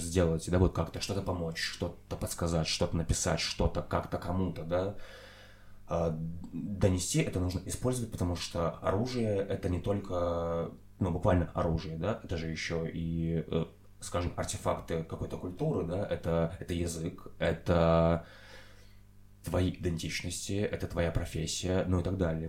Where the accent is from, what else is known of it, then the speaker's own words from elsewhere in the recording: Belgorod Oblast, Russia; moved away; я вырос в Белгородской области России